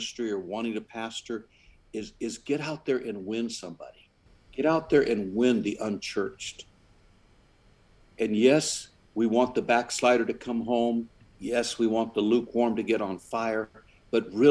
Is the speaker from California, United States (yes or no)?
yes; San Jose, California, United States; I was raised in San Jose, California